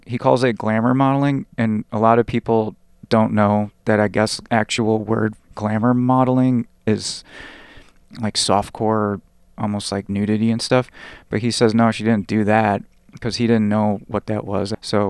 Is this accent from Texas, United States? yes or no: no; San Diego, California, United States; I was born in San Diego and lived in a poor suburb of San Diego as a child.